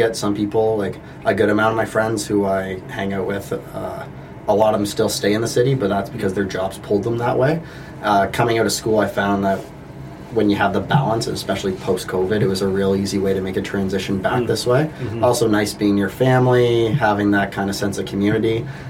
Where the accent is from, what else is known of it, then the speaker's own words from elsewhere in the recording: the Kawarthas, Ontario, Canada; I'm also a chiropractor here in Lindsay. I grew up in the Kawarthas, and I'm proud to say I'm back here after a couple years of going to school down the city